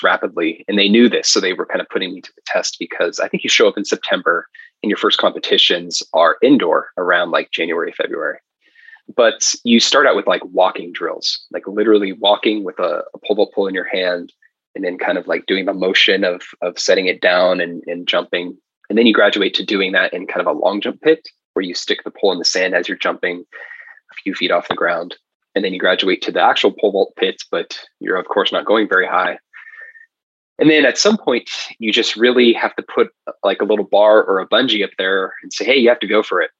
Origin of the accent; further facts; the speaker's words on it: Bend, Oregon, United States; also born or lived in Portland, Oregon; I was born in Portland, grew up in Central Oregon in Bend.